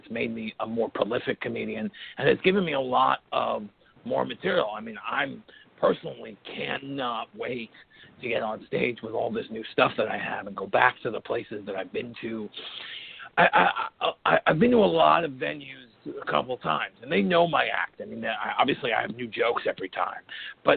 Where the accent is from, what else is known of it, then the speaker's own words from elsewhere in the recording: New York City, New York, United States; accent: Brooklyn; I'm from Brooklyn, and a lot of Brooklyn comes through in the way.